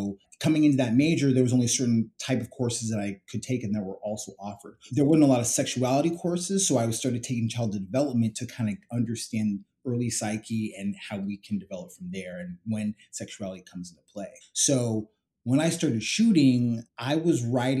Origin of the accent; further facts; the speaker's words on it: San Jose, California, United States; also born or lived in London / Atlanta; now in New York City, United States; I grew up in San Jose, California